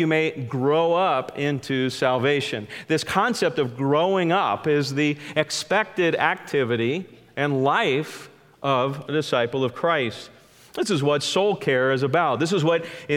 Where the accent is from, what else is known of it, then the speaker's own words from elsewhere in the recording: California, United States; I grew up in California and had the beautiful privilege of only being about 30 minutes from the giant sequoias